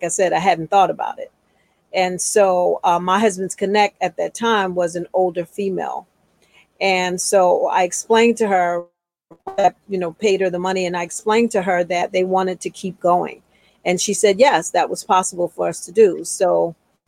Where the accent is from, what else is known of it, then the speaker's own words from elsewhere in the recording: Philadelphia, Pennsylvania, United States; I'm from Philadelphia, where I am now. And I grew up in a two-parent household